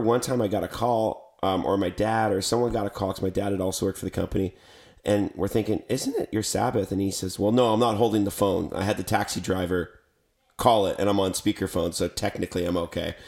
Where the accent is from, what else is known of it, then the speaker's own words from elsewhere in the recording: Canada; I'm from Canada